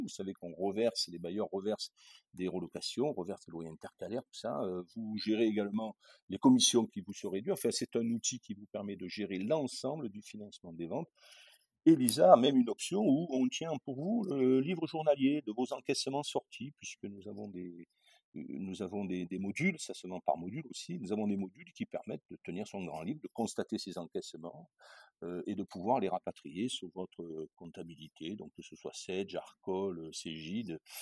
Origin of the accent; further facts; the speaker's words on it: Châteauneuf-du-Pape, Provence-Alpes-Côte d'Azur, France; moved away; je suis, du sud de la France, je suis né à Châteauneuf-du-Pape, hein, à Avignon.